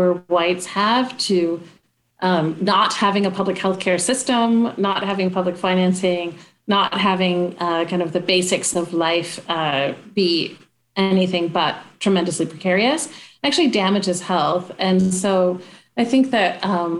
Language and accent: English; Traverse City, Michigan, United States; I'm from Traverse City